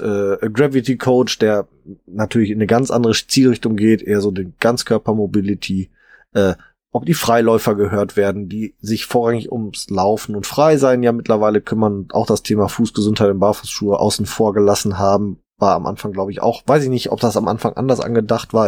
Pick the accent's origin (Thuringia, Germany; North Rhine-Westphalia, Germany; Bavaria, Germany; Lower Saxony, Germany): North Rhine-Westphalia, Germany; Ruhr area; bei uns im Ruhrpott